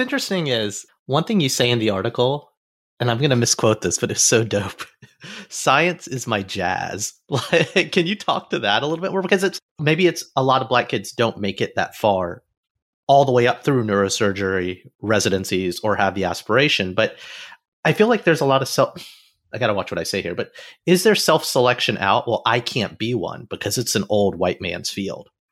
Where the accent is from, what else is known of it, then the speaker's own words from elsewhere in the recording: Alabama, United States; moved away; also born or lived in Midwest; growing up in Alabama